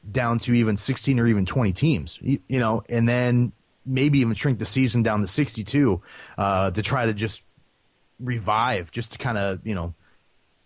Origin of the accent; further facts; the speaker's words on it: Northeast Ohio, United States; I grew up in Northeast Ohio